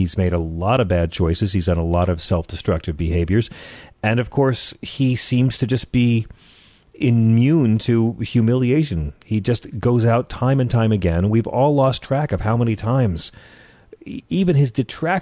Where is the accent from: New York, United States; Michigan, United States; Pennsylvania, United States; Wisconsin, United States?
New York, United States; New York City; as a New Yorker